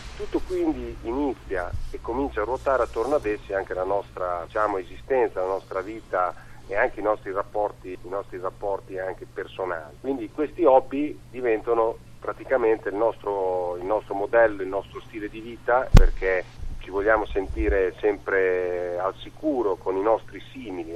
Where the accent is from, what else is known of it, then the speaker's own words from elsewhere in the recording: Ravenna, Emilia-Romagna, Italy; io sono di Ravenna